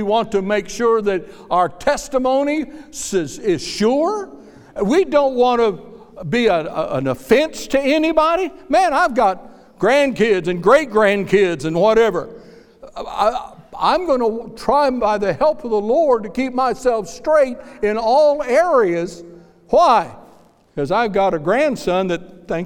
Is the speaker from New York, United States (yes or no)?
no; Kansas, United States; moved away; When I was a boy growing up in Kansas, I hated testimony meetings